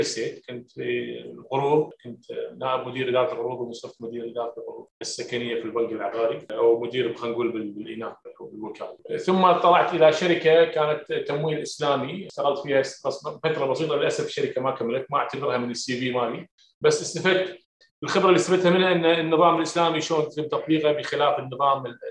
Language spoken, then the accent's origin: Arabic; Kuwait; هنا عندنا في الكويت